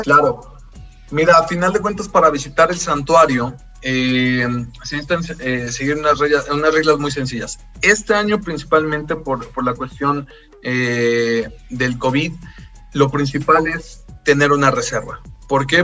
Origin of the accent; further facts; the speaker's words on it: Tlaxcala, Mexico; nosotros que somos de acá de Tlaxcala